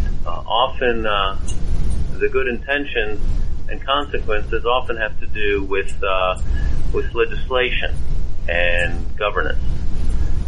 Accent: Cleveland, Ohio, United States; moved away as an adult; now in Houston, United States; I grew up mostly in Cleveland, Ohio

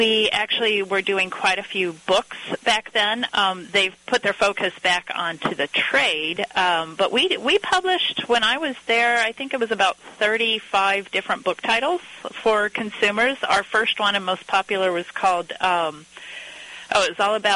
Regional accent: north central Missouri, United States; moved away as an adult; also born or lived in Chicago; I grew up on a farm in north central Missouri

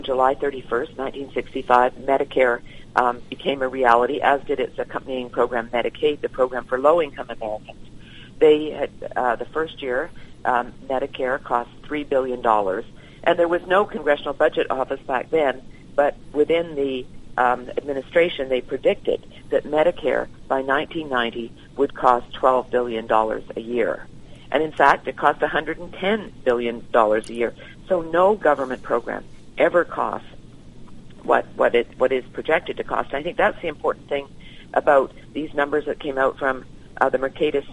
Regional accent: Canada; now in United States; being Canadian

